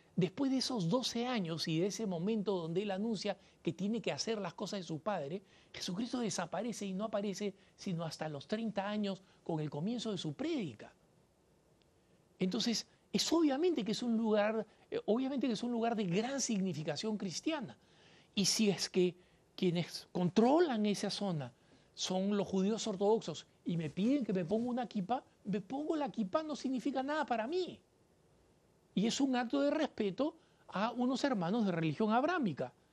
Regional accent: Peru; en mi país, en el Perú

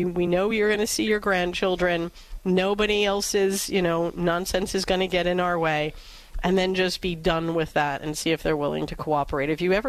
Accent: New York City, New York, United States; Back when I grew up in New York City

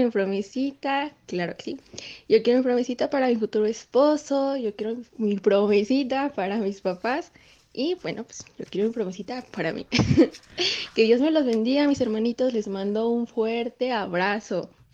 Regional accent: Mexico; yo pues soy de acá de México

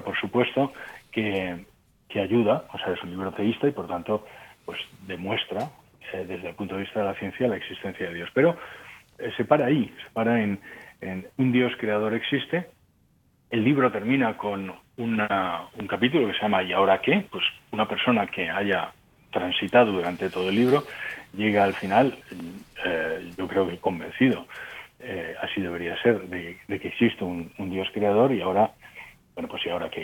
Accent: Spain; moved away as an adult; also born or lived in Ukraine / Germany / France; yo soy español, pero llevo 30 mm, años fuera de España.

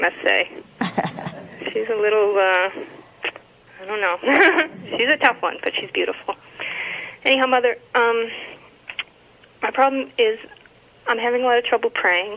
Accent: Massachusetts, United States; I'm from Massachusetts

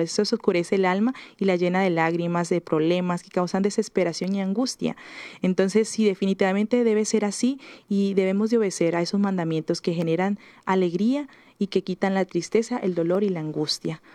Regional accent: Venezuela; moved away as an adult; yo soy venezolana

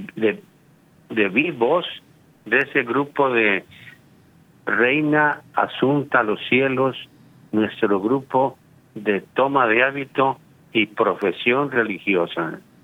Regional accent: Guadalajara, Jalisco, Mexico; soy marista desde los cuatro años de edad o sea, desde mi preprimaria marista en Guadalajara, Jalisco, la perla tapatía

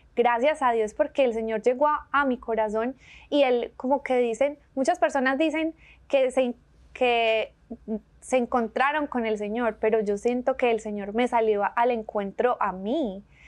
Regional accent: Medellín, Antioquia, Colombia; accent: paisa; moved away as an adult; also born or lived in San Diego, California; now in Birmingham, United States; soy de Medellín, Colombia, una ciudad hermosísima

